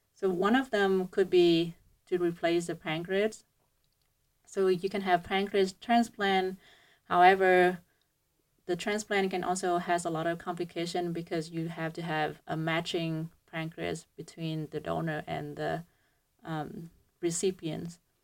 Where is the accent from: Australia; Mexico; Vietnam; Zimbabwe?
Vietnam; moved away as an adult; now in United States; I came from Hue University of Medicine and Pharmacy. So it's a, um, it's, it's a university in, um, Vietnam